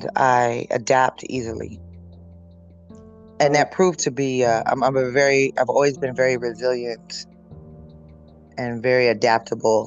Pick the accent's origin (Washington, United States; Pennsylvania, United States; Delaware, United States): Washington, United States; northeastern; moved away; also born or lived in California; I grew up in there was like 1,200 people in the town.